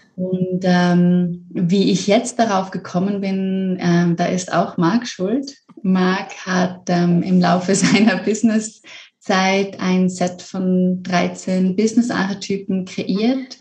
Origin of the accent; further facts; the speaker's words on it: Switzerland; Ich komme aus der Schweiz ursprünglich